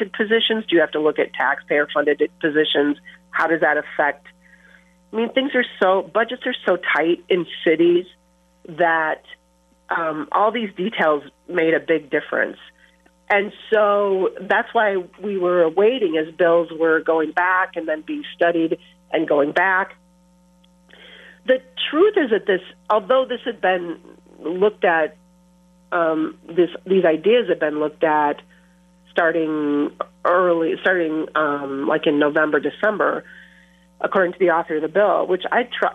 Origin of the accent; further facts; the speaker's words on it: southern Minnesota, United States; now in La Crosse, United States; growing up as a girl in rural farming community, southern Minnesota